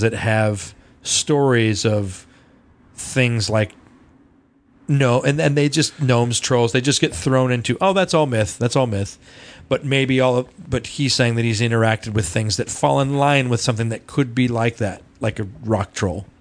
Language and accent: English; Loveland, United States; our growing up in Loveland